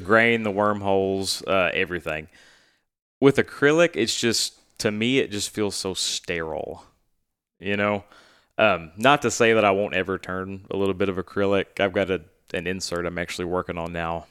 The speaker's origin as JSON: {"language": "English", "town": "Stuttgart", "region": "Arkansas", "country": "United States", "tie": "born or raised there", "also_born_or_lived": "Casco, Arkansas / Little Rock, Arkansas", "said": "growing up in Stuttgart"}